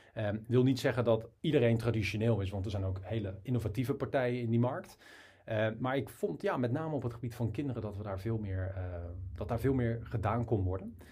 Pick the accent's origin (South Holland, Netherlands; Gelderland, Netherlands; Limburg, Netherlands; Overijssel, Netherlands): South Holland, Netherlands; Rotterdam; ik kom uit Rotterdam.